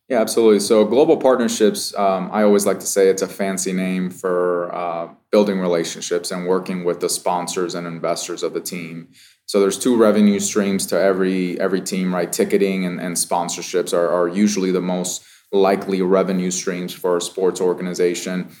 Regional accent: Las Vegas, Nevada, United States; I grew up in Vegas, so this is my hometown

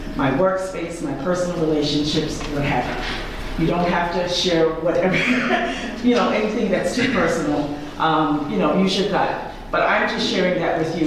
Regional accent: New York, United States; I am from New York

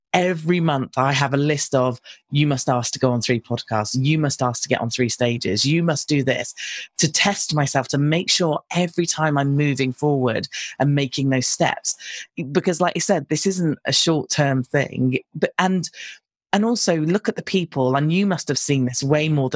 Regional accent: United Kingdom; accent: British; I'm British and we sound a little bit different

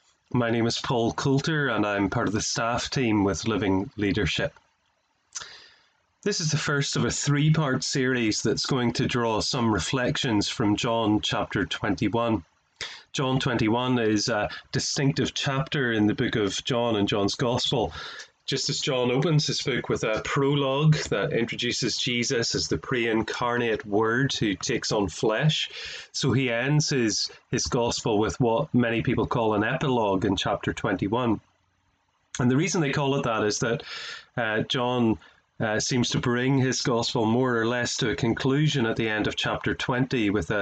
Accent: Ireland; I'm an Irishman, as you can tell by my accent, and so I like to do things back to front.

